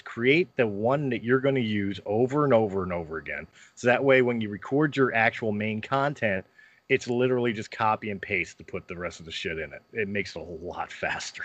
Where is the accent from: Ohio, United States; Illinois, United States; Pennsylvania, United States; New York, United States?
Pennsylvania, United States; Philadelphia; moved away; also born or lived in Colorado; I'm from Philadelphia